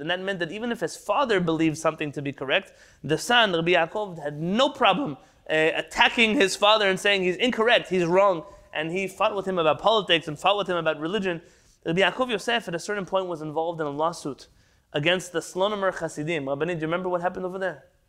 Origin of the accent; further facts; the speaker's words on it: San Diego, California, United States; I grew up in San Diego